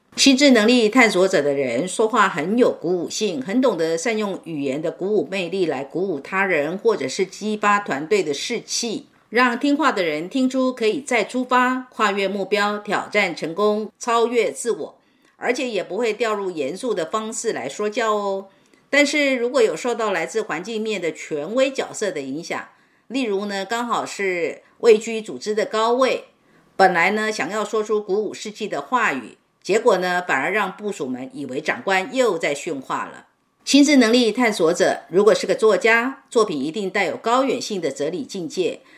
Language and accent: Chinese; Northeast China, China; 我小时候是在东北偏远农村的小山沟里长大的，兄弟姐妹四个，我排行老三，爸妈都为农活儿家计辛苦劳作，早出晚归